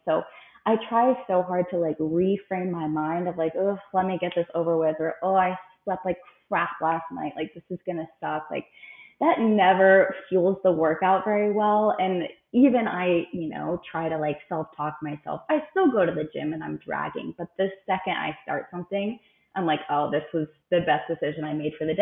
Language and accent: English; Frederick, Maryland, United States; now in Phoenix, United States; I'm from Frederick, Maryland. I have lived in the Phoenix, Arizona area for the last few years